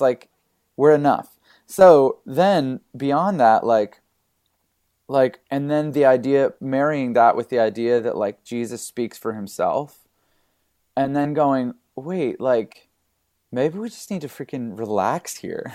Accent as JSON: {"language": "English", "country": "Canada", "tie": "born or raised there", "moved": "yes", "lives_now": "California, United States", "said": "growing up in Canada, uh, I'm a pastor's kid"}